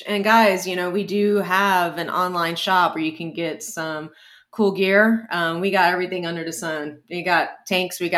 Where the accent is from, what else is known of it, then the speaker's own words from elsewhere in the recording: San Antonio, Texas, United States; my hometown